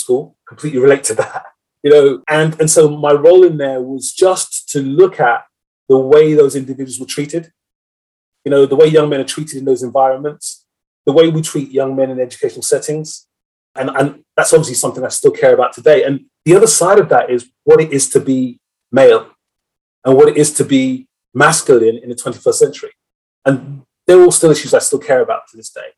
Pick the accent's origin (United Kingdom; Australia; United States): United Kingdom; London; I grew up in West London